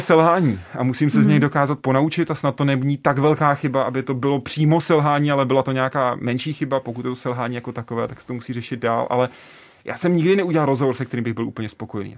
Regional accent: České Budějovice, South Bohemian Region, Czechia; já jsem z Budějc

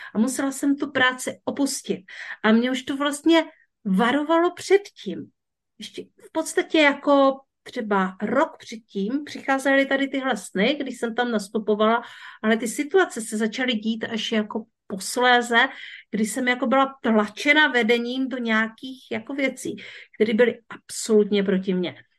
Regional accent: Březová, Czechia; já jsem z Březové

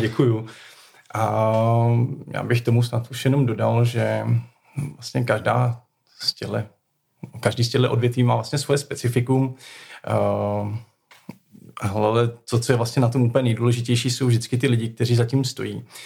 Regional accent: Most, Ústí nad Labem Region, Czechia; also born or lived in Prague; now in Pečky, Czech Republic; pocházím z Mostu ze severních Čech

